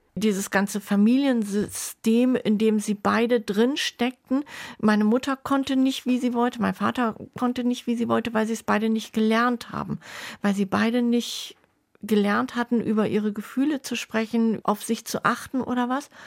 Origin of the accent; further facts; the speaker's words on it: Bremerhaven, Bremen, Germany; moved away; also born or lived in Schwäbisch Gmünd / Swabian village; Ich bin, wie gesagt, in Bremerhaven groß geworden